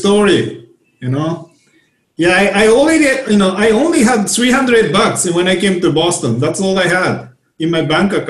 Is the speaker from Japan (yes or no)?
yes; Japan; English is a second language; moved away as an adult; also born or lived in Kansas; now in United States; Oh, sorry, I was on mute too. You know? But anyway, like I came all the way from Japan. You know, that was like 23 years ago, actually already 24 years ago.